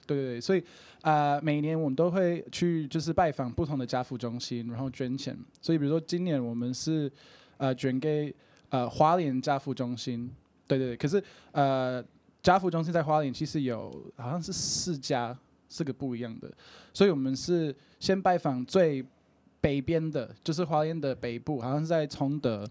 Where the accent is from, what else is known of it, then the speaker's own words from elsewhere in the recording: Brisbane, Queensland, Australia; Chinese is a second language; moved away as an adult; now in Taiwan; 那我就是来自于澳洲的Brisbane，我已经在台湾七八年了